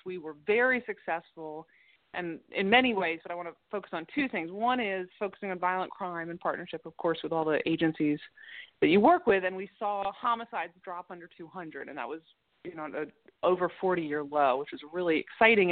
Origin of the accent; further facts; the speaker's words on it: Baltimore, Maryland, United States; born and bred in Baltimore City, and I did go away to college and law school, but then came back to Baltimore right after law school